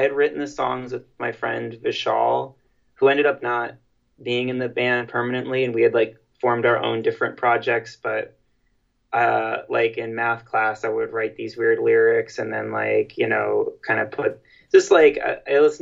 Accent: New York City, New York, United States; we're all from New York City

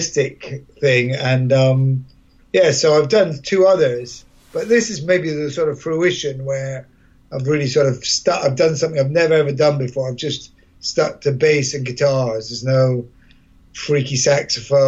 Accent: Edinburgh, Scotland, United Kingdom; moved away; I'm from Edinburgh as well originally

